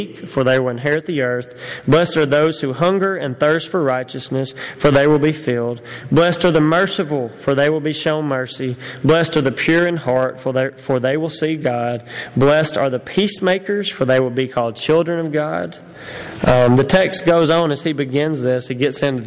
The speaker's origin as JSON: {"language": "English", "country": "United States", "said": "I'm an American"}